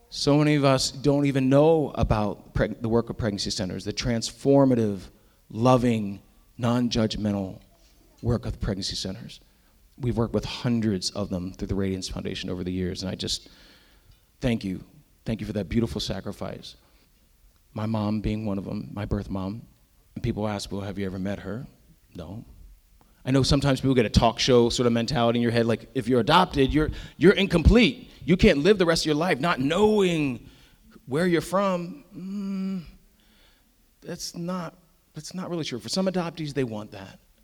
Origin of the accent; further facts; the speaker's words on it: Lancaster County, Pennsylvania, United States; now in Northern Virginia, United States; I grew up originally in Lancaster County, Pennsylvania